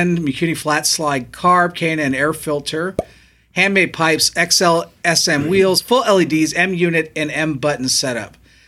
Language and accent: English; New Zealand; now in Germany; I'm a Kiwi living in Germany.